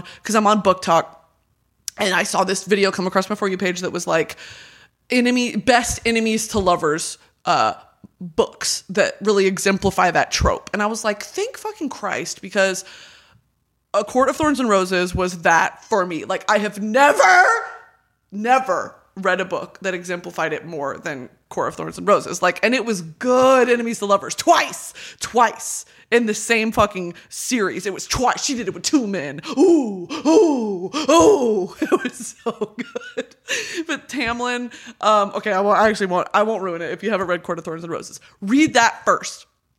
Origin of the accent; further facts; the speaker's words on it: United Kingdom; I can say that because I'm British. Look at me. You can't look at me and tell me I'm not British. I don't think anyone has ever looked more British than me.